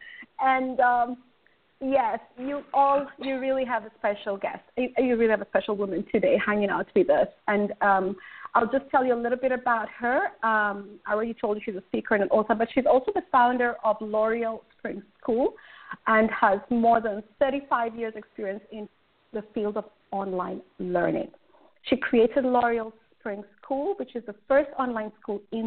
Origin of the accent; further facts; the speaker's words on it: Kenya; I'm Kenyan